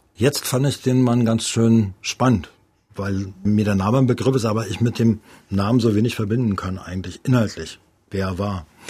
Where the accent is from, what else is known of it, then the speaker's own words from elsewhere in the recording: East Germany, Germany; ich bin in der DDR aufgewachsen